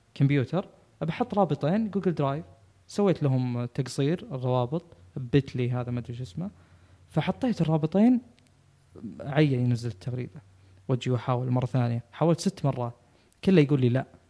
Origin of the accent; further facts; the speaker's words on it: Saudi Arabia; احنا عندنا في السعوديه